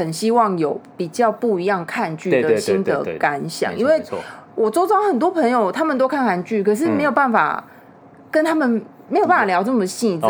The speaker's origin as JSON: {"language": "Chinese", "country": "Taiwan", "said": "而特别对我们台湾人来说，"}